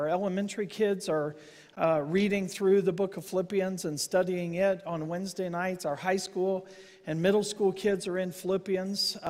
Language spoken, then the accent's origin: English; United States; I'm an American